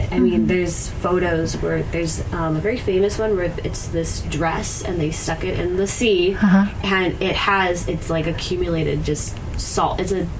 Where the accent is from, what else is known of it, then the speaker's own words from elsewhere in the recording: Kauai, Hawaii, United States; I'm from Kauai